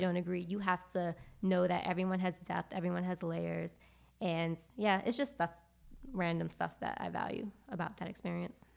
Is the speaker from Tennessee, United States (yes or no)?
no; New York City, New York, United States; moved away as an adult; also born or lived in Charlotte, North Carolina; I am from Brooklyn, New York